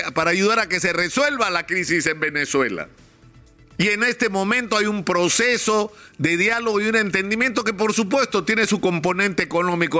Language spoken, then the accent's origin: Spanish; Peru